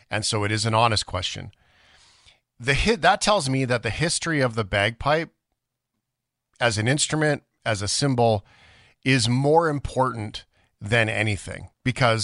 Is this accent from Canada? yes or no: yes; Canada; as a Canadian